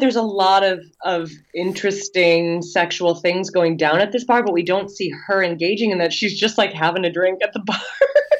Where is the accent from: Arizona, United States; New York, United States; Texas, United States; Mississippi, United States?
New York, United States; And as a New Yorker, you know, it's exciting to see movies that take place in New York